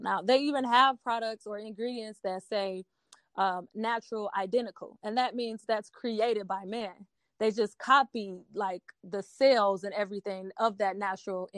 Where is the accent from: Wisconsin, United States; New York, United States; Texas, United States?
Wisconsin, United States; Milwaukee; also born or lived in Denver, Colorado; now in Philadelphia, United States; I am originally from Milwaukee, Wisconsin. I was born and raised there